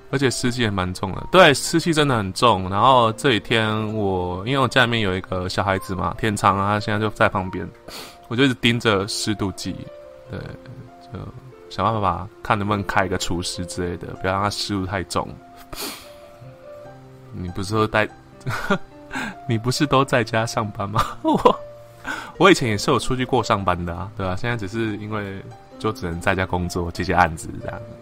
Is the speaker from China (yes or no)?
no; Tainan, Taiwan; 身为一个 台南人